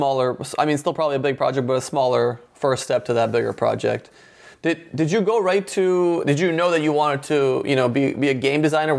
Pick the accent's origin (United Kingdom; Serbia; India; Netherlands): Serbia; I'm from Serbia as well. When I was young, we didn't have access to a lot of these games